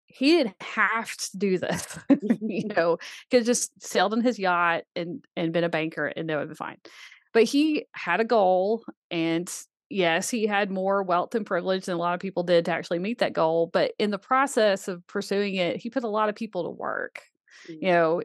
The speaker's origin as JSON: {"language": "English", "town": "Birmingham", "region": "Alabama", "country": "United States", "tie": "born or raised there", "said": "I grew up in Birmingham, Alabama. I never touched a horse until I was 15"}